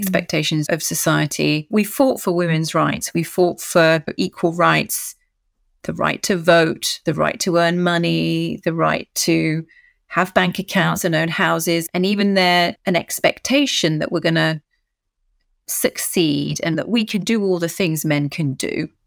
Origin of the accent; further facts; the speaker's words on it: United Kingdom; moved away as an adult; now in France; I live in France, married to a Frenchman, but oh, as you can hear, I'm very British.